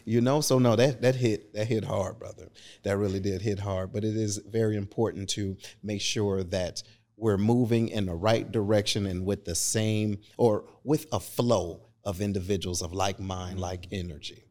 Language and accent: English; Detroit, Michigan, United States; moved away; I'm originally from Detroit